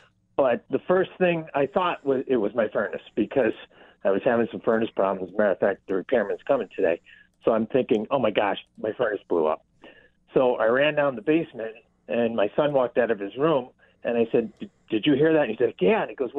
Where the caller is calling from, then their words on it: Clarence Center, New York, United States; I'm calling from Clarence Center.